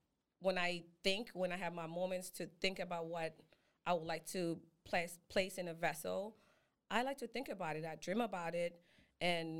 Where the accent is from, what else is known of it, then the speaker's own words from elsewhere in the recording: Zimbabwe; now in Atlanta, United States; I was born in Zimbabwe and I was groomed in Atlanta.